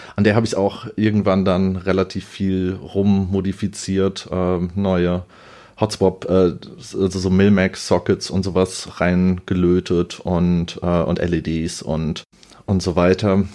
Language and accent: German; Offenbach, Hesse, Germany; ich bin aus Offenbach